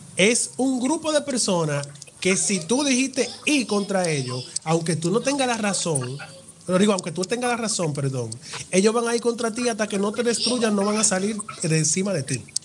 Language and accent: Spanish; Dominican Republic; cómo hablamos los dominicanos